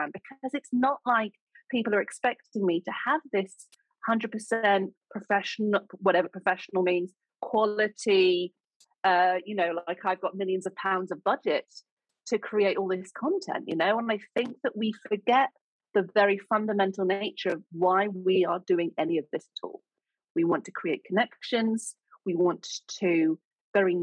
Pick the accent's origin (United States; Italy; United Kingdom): United Kingdom; accent: sounds like Julie Andrews